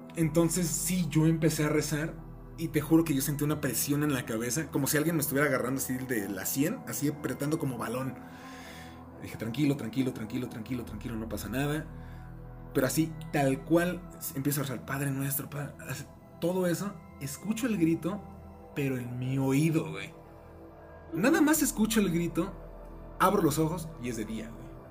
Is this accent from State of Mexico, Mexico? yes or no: no; Mexico City, Mexico; moved away; yo soy de la Ciudad de México, toda mi familia vive allá